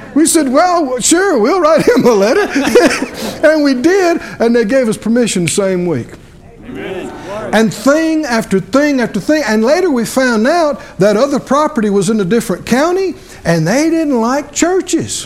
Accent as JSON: {"language": "English", "region": "the South", "country": "United States", "tie": "born or raised there", "said": "I grew up down in the South"}